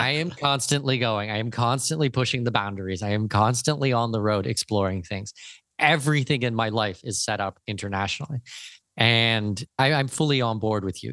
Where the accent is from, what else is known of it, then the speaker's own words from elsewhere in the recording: Canada; also born or lived in Germany / Brazil / United Arab Emirates; now in Panama; I'm Canadian from Danish heritage